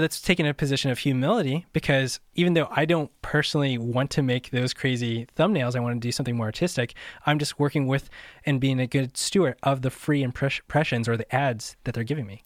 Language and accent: English; Midwest, United States; moved away as an adult; also born or lived in Southern California; I grew up in the Midwest, and I moved out to Southern California